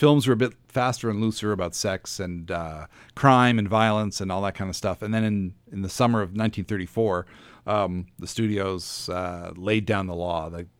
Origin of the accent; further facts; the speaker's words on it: Dartmouth, Nova Scotia, Canada; also born or lived in Halifax / Calgary; I was born here in Halifax, grew up in Dartmouth. We moved to Calgary for a little bit and then moved back in the mid 70s.